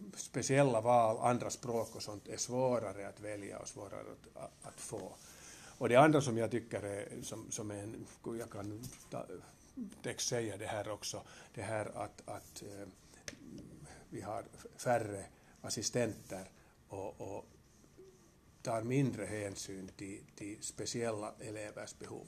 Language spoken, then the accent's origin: Swedish; Helsinki, Uusimaa, Finland; also born or lived in Kuopio; Jag är alltså jag är född i Helsingfors. Jag har börjat min skola i Kuopio. Jag har gått hälften av min skola på finska och sen andra hälften på svenska